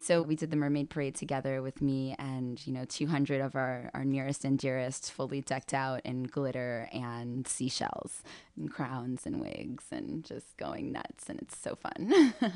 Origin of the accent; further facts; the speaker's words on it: New York, United States; I grew up in Spanish Harlem